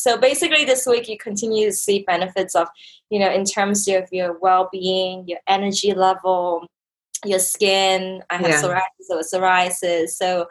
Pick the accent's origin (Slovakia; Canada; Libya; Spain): Canada; moved away as an adult; also born or lived in Hong Kong; now in Bangkok, Thailand; I was born in Hong Kong, grew up in Canada